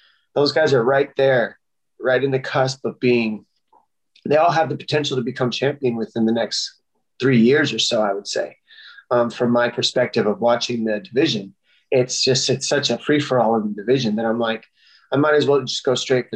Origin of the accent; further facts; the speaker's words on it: Tucson, Arizona, United States; my hometown, Tucson, Arizona